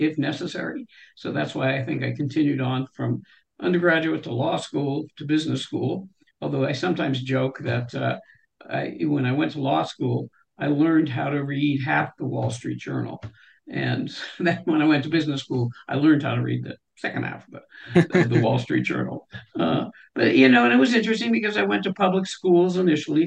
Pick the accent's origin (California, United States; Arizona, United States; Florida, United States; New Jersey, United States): California, United States; I was born in California